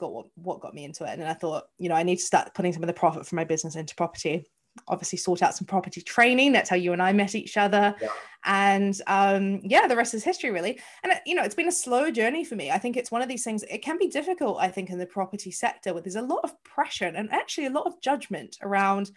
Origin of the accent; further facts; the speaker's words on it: New Zealand; moved away as an adult; now in London, United Kingdom; As you can probably hear from my accent, I am not from the UK. I am from New Zealand. I have lived here 14 years